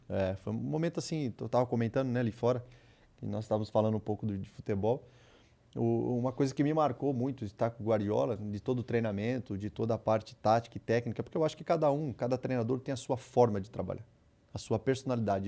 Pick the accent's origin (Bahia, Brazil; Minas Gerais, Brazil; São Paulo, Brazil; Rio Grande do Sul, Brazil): São Paulo, Brazil; Iracemápolis; moved away; also born or lived in Santos / Rio de Janeiro / Ukraine / England; Saí lá de Iracemápolis